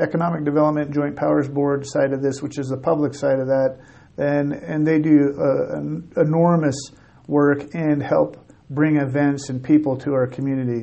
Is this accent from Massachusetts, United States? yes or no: no; Pendleton, Oregon, United States; moved away as an adult; also born or lived in Montana; now in Casper, United States; I'm from Pendleton, Oregon originally